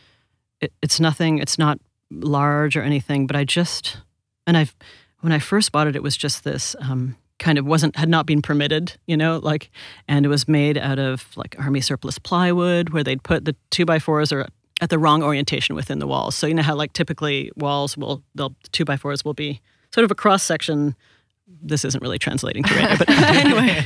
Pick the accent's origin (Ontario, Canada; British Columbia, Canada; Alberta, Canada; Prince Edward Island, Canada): Ontario, Canada; Toronto; moved away as an adult; also born or lived in New York; now in Los Angeles, United States; I grew up in Canada from when I was 2 till I went to college in Toronto